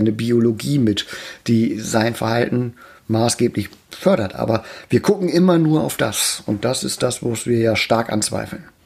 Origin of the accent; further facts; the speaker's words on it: Emden, Lower Saxony, Germany; in meiner Geburtsstadt in Emden